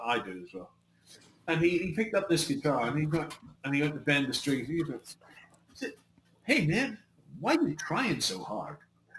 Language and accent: English; Belfast, Northern Ireland, United Kingdom; was from Belfast, and I was from Belfast